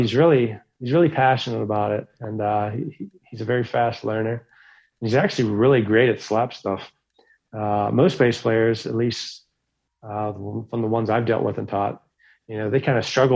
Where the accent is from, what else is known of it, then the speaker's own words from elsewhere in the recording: Pittsburgh, Pennsylvania, United States; my hometown over here, Pittsburgh, Pennsylvania